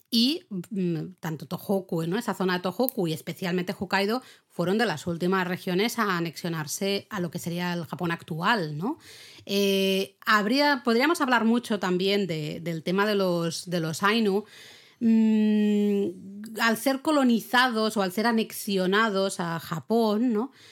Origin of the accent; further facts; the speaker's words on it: Spain; aquí en España